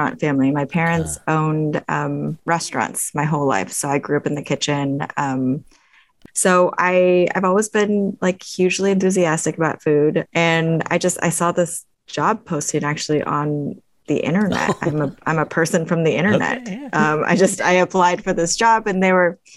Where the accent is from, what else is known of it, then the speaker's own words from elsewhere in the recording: Eugene, Oregon, United States; also born or lived in Honolulu, Hawaii / New York; I was born in Honolulu in Hawaii, and I moved to Oregon with my family when I was 7, and I grew up in Eugene, Oregon.